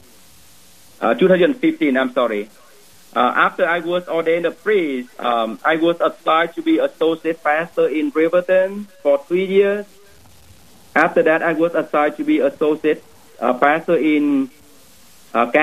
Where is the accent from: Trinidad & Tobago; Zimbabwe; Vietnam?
Vietnam; moved away as an adult; now in Wyoming, United States; Originally, I am from Vietnam. I came to Wyoming in 2008 in order to become a seminarian